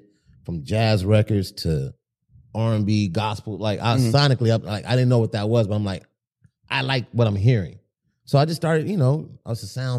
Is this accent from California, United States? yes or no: yes; Compton, California, United States; Born and raised in Compton.